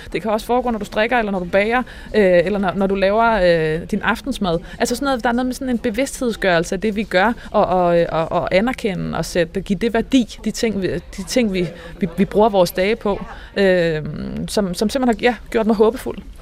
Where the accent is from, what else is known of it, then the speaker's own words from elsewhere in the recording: Northwest Jutland, North Denmark Region, Denmark; jeg kommer fra Nordvestjylland